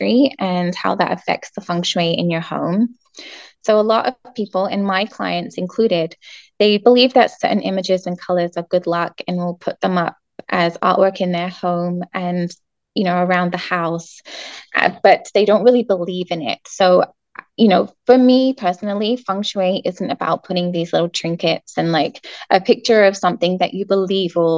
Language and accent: English; England, United Kingdom; moved away; I'm from England